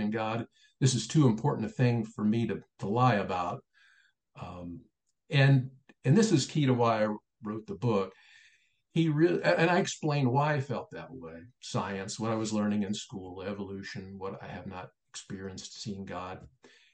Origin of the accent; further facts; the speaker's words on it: Springfield, Ohio, United States; moved away as an adult; Springfield, Ohio became my hometown.